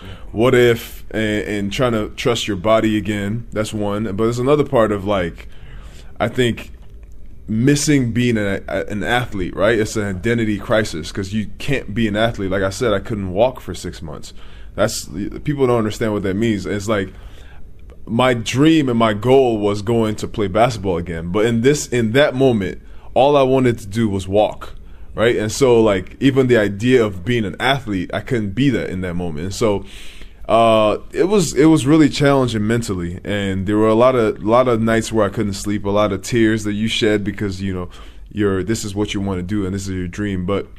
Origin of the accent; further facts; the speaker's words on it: Nigeria; now in United States; When I came from Nigeria in 2004, my uncle was trying to convince me to play basketball.